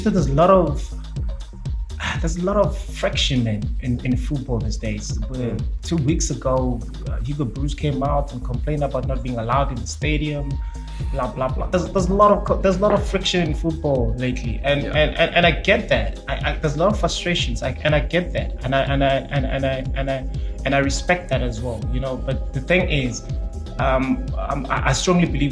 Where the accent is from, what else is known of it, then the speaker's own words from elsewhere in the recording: South Africa; We as South African